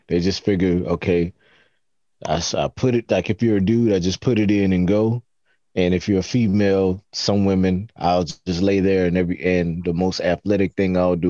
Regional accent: Florida, United States; Hey, I'm from Florida.

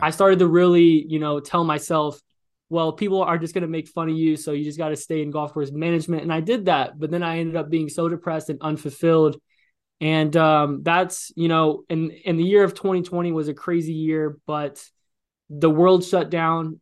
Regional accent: Illinois, United States; moved away; also born or lived in Los Angeles, California; I'm from Illinois

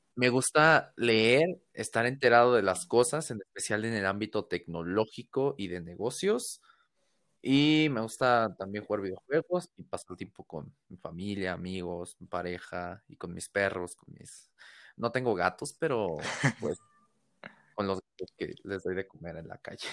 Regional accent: Mexico City, Mexico; soy de acá de México, de la Ciudad de México

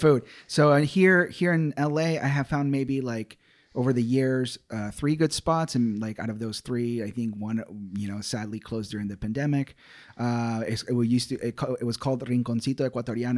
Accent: Ecuador; moved away; … was the nickname given to me as a kid, uh, growing up in Ecuador, South America

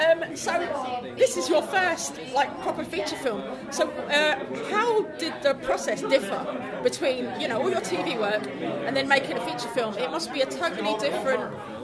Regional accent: Bangor, Wales, United Kingdom; so I'm Welsh myself, from Bangor.

